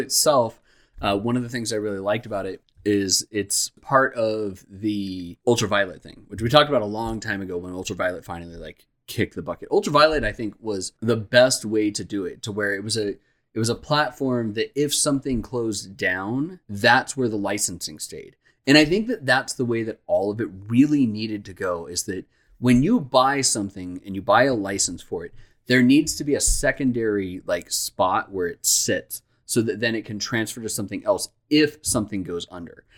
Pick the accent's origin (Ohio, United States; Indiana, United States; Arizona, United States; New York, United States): Arizona, United States; Phoenix; we're from Phoenix, Arizona